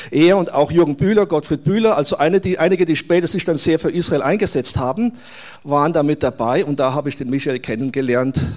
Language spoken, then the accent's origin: German; Munich, Bavaria, Germany; Ich bin hier, stelle mich nebenbei kurz vor, bin, bin aus München, bin in München geboren, aufgewachsen